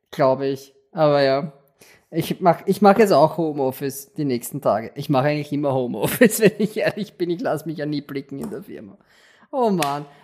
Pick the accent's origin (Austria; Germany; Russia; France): Austria; aber man erschrickt halt als Österreicher, was, hast du mit einem Haifisch zu tun?